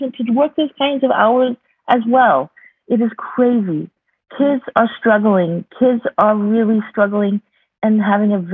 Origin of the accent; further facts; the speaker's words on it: United States; moved away as an adult; now in Berlin, Germany; I am an American that ended up living in Germany